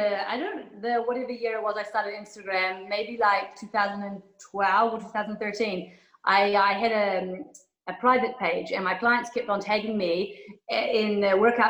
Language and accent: English; New Zealand; moved away as an adult; also born or lived in Kuwait; now in Abu Dhabi, United Arab Emirates; I'm from New Zealand. I've been living in the Middle East for 12 years, 1 year in Kuwait, and then 11 years in Abu Dhabi